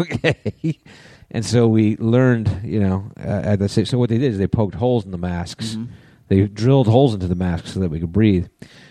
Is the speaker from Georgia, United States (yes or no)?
no; West Haven, Connecticut, United States; moved away; my hometown of West Haven, Connecticut.